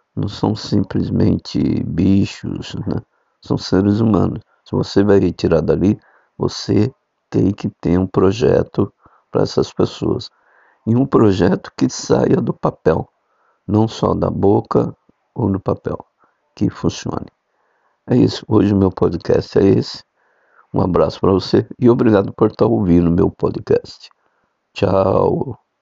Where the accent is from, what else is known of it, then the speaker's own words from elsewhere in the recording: São Paulo, Brazil; a cidade de São Paulo, foi onde eu nasci